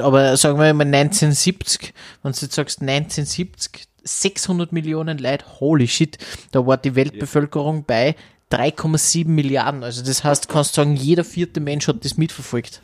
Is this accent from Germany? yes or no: no; Austria; bei uns in Österreich